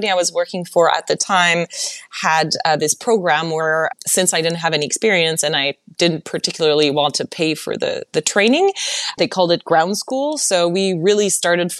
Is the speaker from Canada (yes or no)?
yes; Montreal, Quebec, Canada; English is a second language; moved away as an adult; now in Los Angeles, United States; in Montreal, when at school, no one actually ever told me this